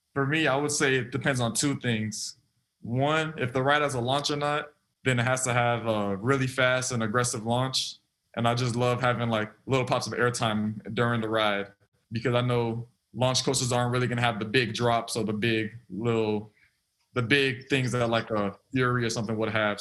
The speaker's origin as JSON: {"language": "English", "region": "South Florida", "country": "United States", "tie": "born or raised there", "also_born_or_lived": "Auburn", "moved": "as an adult", "said": "born and raised in South Florida"}